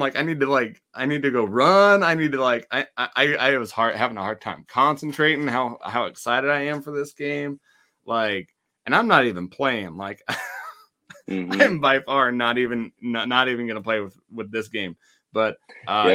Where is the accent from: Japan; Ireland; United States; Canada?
United States; Wyoming; I'm from Wyoming